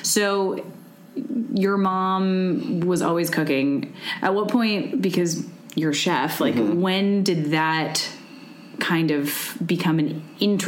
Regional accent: Chicago, Illinois, United States; accent: Chicago; now in Los Angeles, United States; my Chicago accent comes out

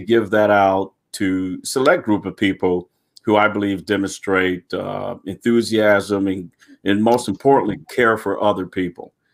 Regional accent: Pontiac, Michigan, United States; moved away; I was born and raised in Pontiac, Michigan.

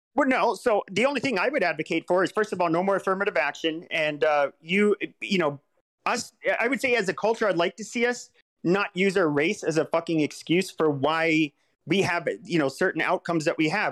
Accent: Southwest, United States; I grew up in the Southwest

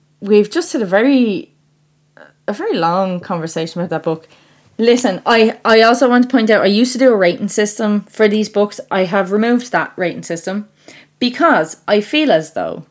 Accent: Ireland; because I'm Irish

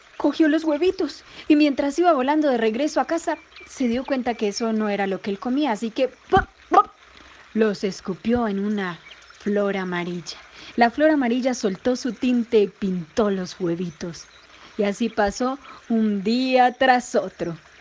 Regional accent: Colombia; now in Medellín, Colombia; colombiana, actriz, cuentera, cuentacuentos y cantante

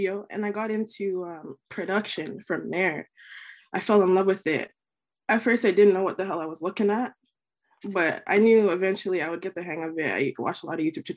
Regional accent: Mississauga, Ontario, Canada; also born or lived in Etobicoke; now in Toronto, Canada; I was born and raised in Mississauga, Ontario, actually. Born and raised there.

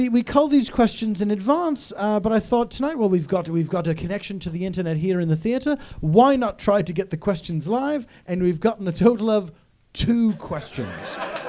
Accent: United Kingdom; And I say this as a British person.

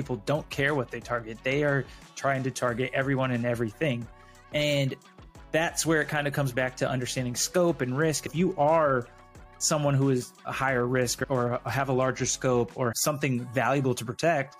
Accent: Arizona, United States; moved away as an adult; also born or lived in Texas; I'm originally from Arizona and went to college in Arizona

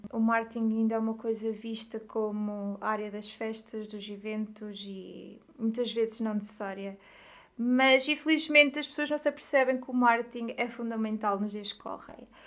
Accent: Aveiro, Centro, Portugal; also born or lived in Coimbra / Lisbon; eu sou de Aveiro. Aveiro é uma cidade que se situa no litoral norte de Portugal. E hum, eu nem sempre vivi em Aveiro. Eu estudei em Coimbra, em Lisboa

